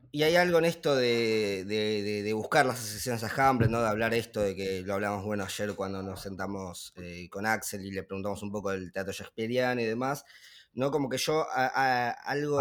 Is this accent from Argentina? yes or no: yes; Argentina; nosotros siendo argentinos o de habla hispana